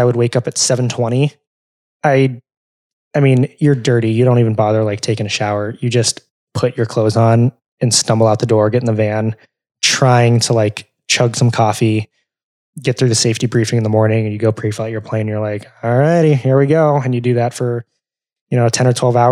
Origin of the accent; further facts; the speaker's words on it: California, United States; also born or lived in Arizona; now in Chicago, United States; growing up in California, we would always fly SkyWest from like Sacramento to San Francisco